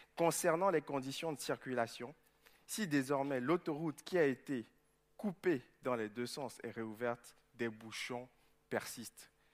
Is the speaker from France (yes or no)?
no; Togo; moved away; jouais en deuxième division au Togo, dans mon pays d'origine